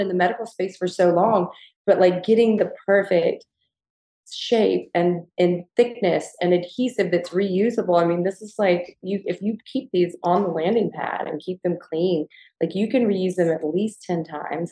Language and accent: English; the South, United States; Gigi and I both growing up in the South